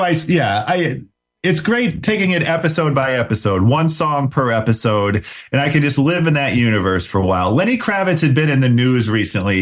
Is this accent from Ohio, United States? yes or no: yes; Cleveland, Ohio, United States; growing up in Ohio in the mid 90s